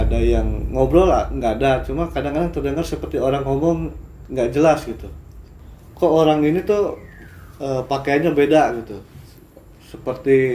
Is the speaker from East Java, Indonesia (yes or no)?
no; Cirebon, West Java, Indonesia; mas dari mana dari Cirebon saya bilang dari Cirebon